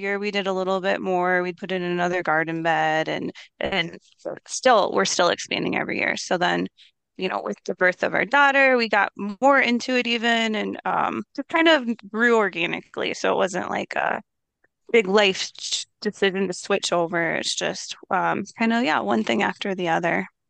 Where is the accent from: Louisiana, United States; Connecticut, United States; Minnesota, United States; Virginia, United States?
Minnesota, United States; Minneapolis; I grew up in Minneapolis